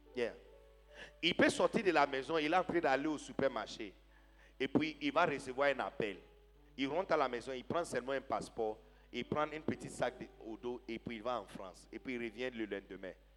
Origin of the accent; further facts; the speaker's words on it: Ghana; moved away as an adult; now in Côte d'Ivoire; Quand j'étais petit, père, au Ghana